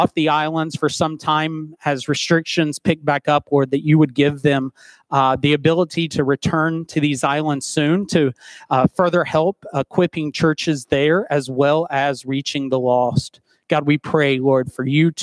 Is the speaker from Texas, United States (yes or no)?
no; Dayton, Tennessee, United States; moved away; my hometown of Dayton, Tennessee.